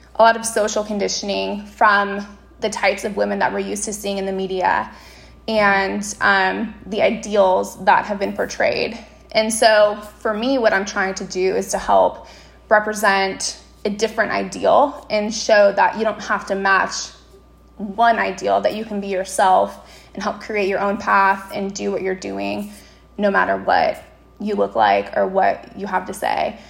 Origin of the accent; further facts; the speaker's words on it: Las Vegas, Nevada, United States; my hometown of Las Vegas